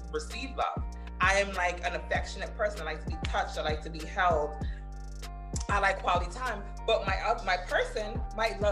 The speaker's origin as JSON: {"language": "English", "country": "Jamaica", "said": "I'm Jamaican"}